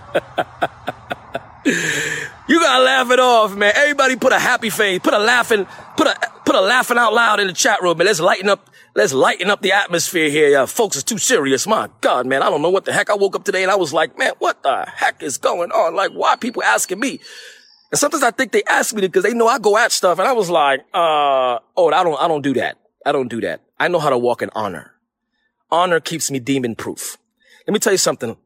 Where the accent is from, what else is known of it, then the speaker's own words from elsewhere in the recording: New York City, New York, United States; I'm from New York